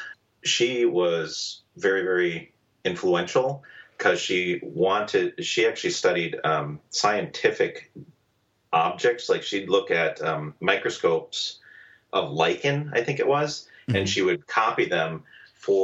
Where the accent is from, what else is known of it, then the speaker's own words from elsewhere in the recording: Madison, Wisconsin, United States; moved away as an adult; also born or lived in Italy / Milwaukee, Wisconsin; I'm from Madison, Wisconsin, originally. Spent the first 18 years there